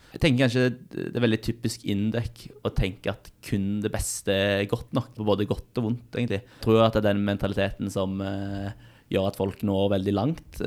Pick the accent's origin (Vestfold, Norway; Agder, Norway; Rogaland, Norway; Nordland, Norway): Rogaland, Norway; Stavanger; now in Trondheim, Norway; Det er min go to rett hjemme i Stavanger